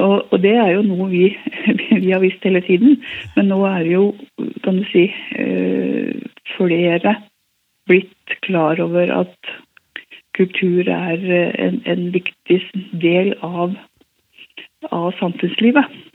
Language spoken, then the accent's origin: Norwegian; Hemsedal, Buskerud, Norway; also born or lived in Oslo; now in Narvik, Norway; Ellers så kom jeg fra Hallingdal, fra Hemsedal